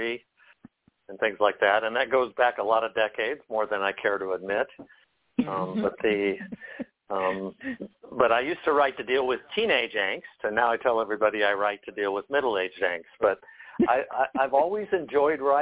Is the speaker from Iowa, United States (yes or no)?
yes; Des Moines, Iowa, United States; now in Westminster, Colorado, United States; Born and raised in Iowa, Des Moines, Iowa